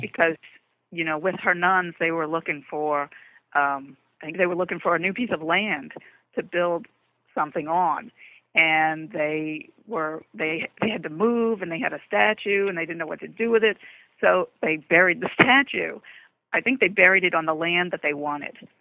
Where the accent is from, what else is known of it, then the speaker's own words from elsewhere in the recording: New Orleans, Louisiana, United States; moved away; I'm originally from New Orleans. Um, moved to other places